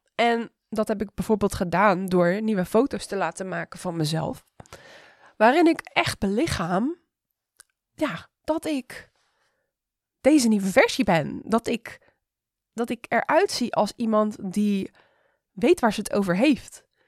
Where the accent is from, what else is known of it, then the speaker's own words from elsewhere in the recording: Rotterdam, South Holland, Netherlands; ik ben een Rotterdammer